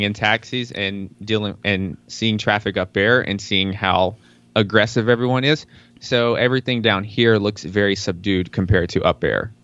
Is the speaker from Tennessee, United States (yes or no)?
yes; Tennessee, United States; I was born in Tennessee